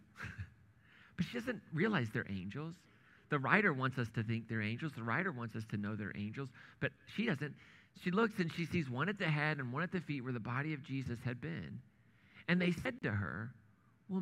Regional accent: Indiana, United States; moved away as an adult; also born or lived in Kansas / Missouri / New England; grew up in Indiana

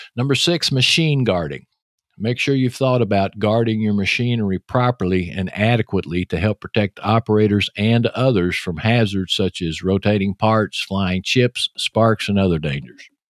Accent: Texas, United States; accent: Texas; your host, with that Texas accent.

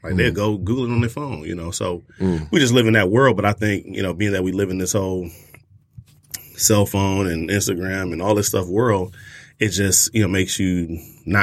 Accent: Detroit, Michigan, United States; moved away as an adult; growing up in Detroit, we had a backyard with a farm already

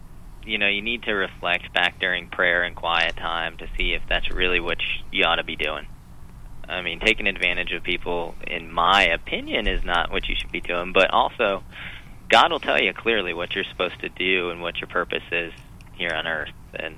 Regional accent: Florida, United States; moved away as an adult; now in Bay Area, United States; I was a businessman from North Florida, moved down to the Bay Area, needed somewhere to kind of plug

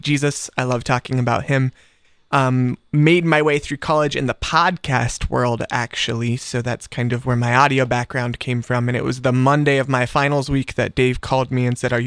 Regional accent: Columbus, Ohio, United States; also born or lived in North Carolina / Hilliard, Ohio; I'm from here in Columbus. I was born in North Carolina, and I lived there for the first 6 months of my life, and then I moved to Ohio, and I've never been back. So I consider myself pretty much an Ohio native. All of my memories are here. I grew up on the east side of town in Gahanna area

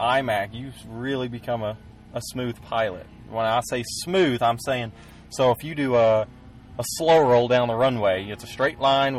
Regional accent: Arlington, Texas, United States; I'm from Arlington, Texas. I'm 23 years old

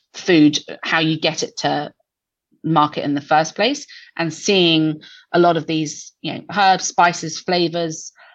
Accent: England, United Kingdom; moved away as an adult; also born or lived in Auckland, New Zealand; now in New Zealand; I'm English

